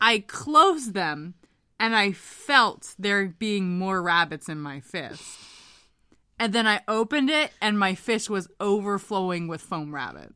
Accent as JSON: {"language": "English", "town": "Hamilton", "region": "Ontario", "country": "Canada", "tie": "born or raised there", "said": "As a kid growing up in Hamilton, Ontario"}